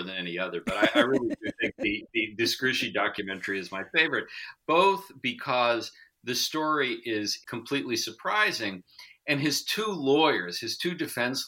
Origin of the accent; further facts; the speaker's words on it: New York, United States; I'm also from New York, and I also grew up riding the subways.